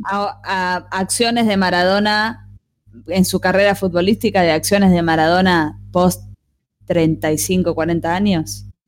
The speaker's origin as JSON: {"language": "Spanish", "country": "Argentina", "said": "somos bastante locos del Twitter, los argentinos"}